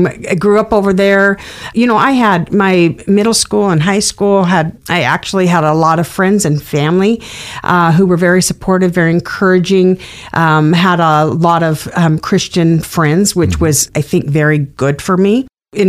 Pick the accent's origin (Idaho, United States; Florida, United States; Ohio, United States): Idaho, United States; Emmett; I grew up in Emmett, Idaho, not very far. I've lived in the Treasure Valley kind of area my entire life.